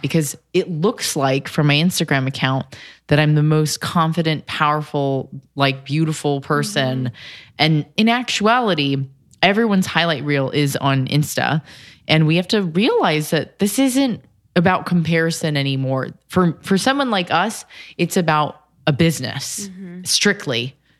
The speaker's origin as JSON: {"language": "English", "region": "California", "country": "United States", "said": "I'm from Cali"}